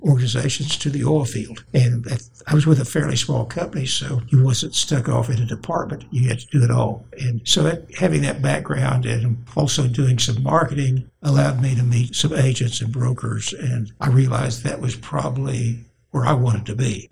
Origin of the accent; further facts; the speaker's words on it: Oklahoma City, Oklahoma, United States; Grew up in Oklahoma City and in the uh, South Side.